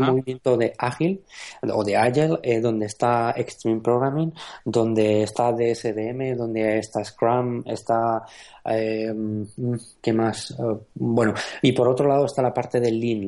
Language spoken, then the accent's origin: Spanish; Aragon, Spain; moved away; soy maño.